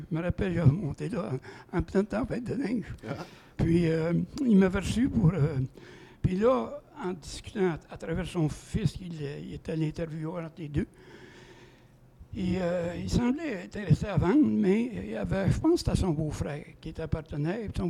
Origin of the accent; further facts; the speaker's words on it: Saint-Félix, Quebec, Canada; moi j'ai toujours été de Saint-Félix, je suis venu au monde de Saint-Félix.